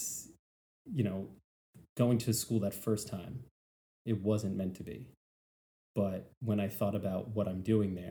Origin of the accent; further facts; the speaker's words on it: New York, United States; moved away as an adult; now in Savannah, United States; I'm from New York. I was told ever since I was yay big, I live in the greatest city in the world.